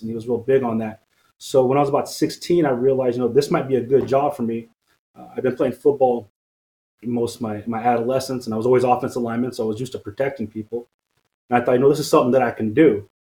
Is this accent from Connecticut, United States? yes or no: no; Stockton, California, United States; also born or lived in French Camp, California; I grew up here in Stockton. I was born in French Camp, which is the county hospital just south of here